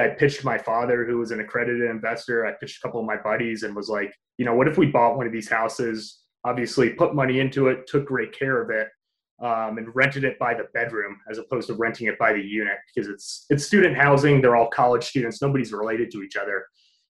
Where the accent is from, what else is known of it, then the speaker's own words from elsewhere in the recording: upstate New York, United States; growing up in upstate New York